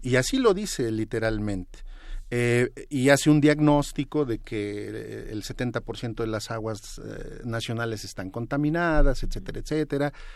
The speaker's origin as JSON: {"language": "Spanish", "region": "State of Mexico", "country": "Mexico", "said": "yo vengo del Estado de México"}